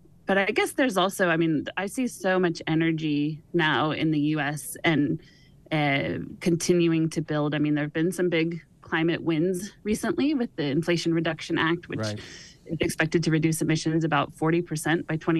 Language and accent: English; Sonoma, California, United States; my hometown of Sonoma